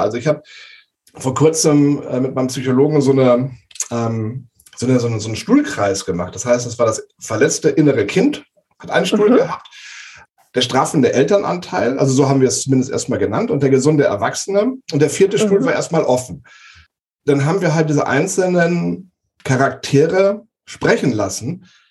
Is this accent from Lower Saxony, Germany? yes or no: yes; Walsrode, Lower Saxony, Germany; ich komme hier aus, aus der Region Hannover, also Flachland-Tiroler.